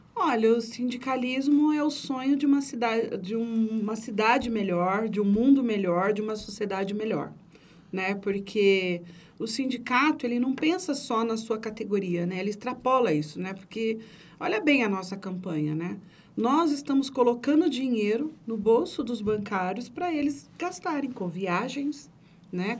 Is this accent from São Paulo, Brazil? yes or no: yes; Carapicuíba, São Paulo, Brazil; also born or lived in Santo André; Eu nasci em Santo André, berço do movimento sindical, mas nem sabia que era isso. Meu pai era metalúrgico, né? Mas. É é, a gente, depois, de, é, com oito anos, eu fui para Carapicuíba morar na Coab